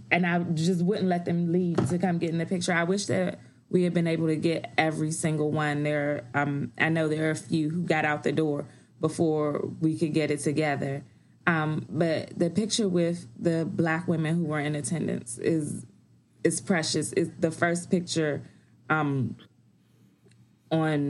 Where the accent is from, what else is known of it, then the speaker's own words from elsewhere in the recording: Washington, District of Columbia, United States; DC is my hometown.